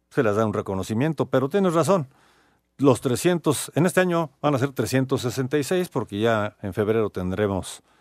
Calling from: Mexico City, Mexico; de la Ciudad de México.

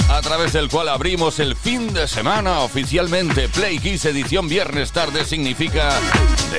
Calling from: Castellón, Valencian Community, Spain; Hola, muy buenas tardes … de Castellón.

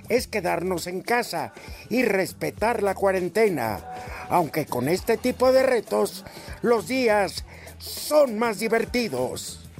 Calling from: Mexico City, Mexico; Ciudad de México.

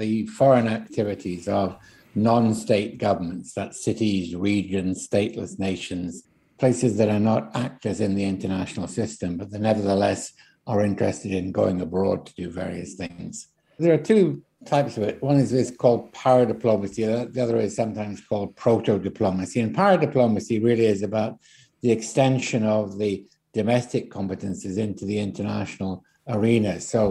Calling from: Scotland, United Kingdom; In the case of Scotland, for example, I'm speaking here from Scotland

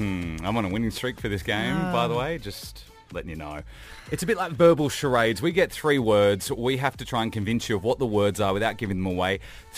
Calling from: Dubai, United Arab Emirates; Yeah, good, thanks. I'm calling from Dubai.

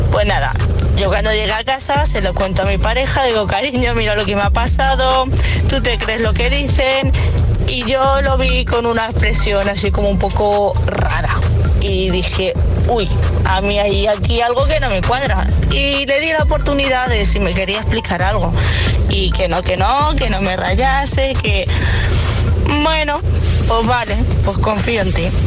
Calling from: Valencia, Valencian Community, Spain; Hola, buenos días. … de Valencia.

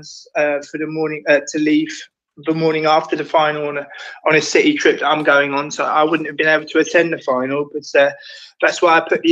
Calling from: Amsterdam, North Holland, Netherlands; I'm calling from Amsterdam in the Netherlands

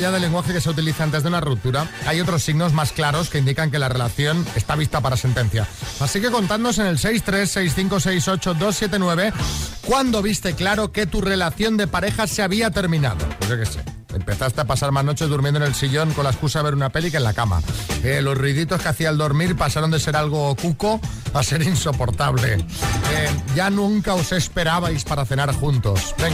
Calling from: Zaragoza, Aragon, Spain; de Zaragoza.

